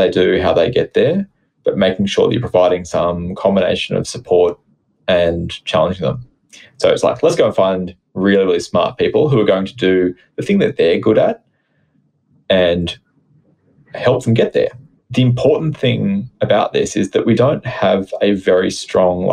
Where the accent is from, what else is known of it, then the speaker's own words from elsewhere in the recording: Australia; as an Australian